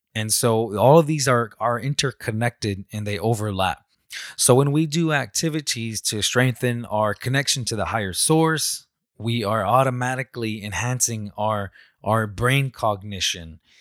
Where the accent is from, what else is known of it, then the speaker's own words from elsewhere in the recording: Salt River, Arizona, United States; I'm from the Salt River people in Arizona.